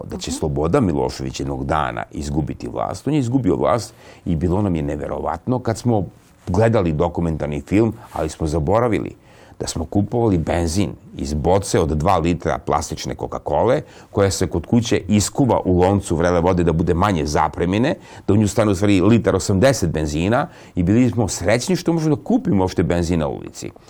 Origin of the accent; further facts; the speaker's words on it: Serbia; Kroz našu istoriju kao Srbi mi smo dostizali ogromne neslučajne vesine.